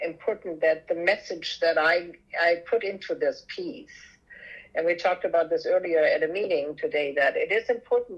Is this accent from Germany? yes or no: yes; Germany; moved away; growing up in Europe, in Germany